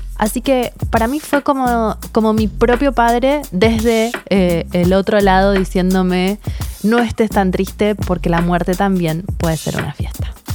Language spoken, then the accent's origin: Spanish; Argentina; nosotros acá, en Argentina, por lo menos de donde soy yo